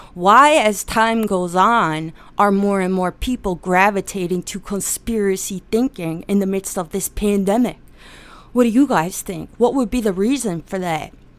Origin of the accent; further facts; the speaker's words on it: Pennsylvania, United States; I was born in Pennsylvania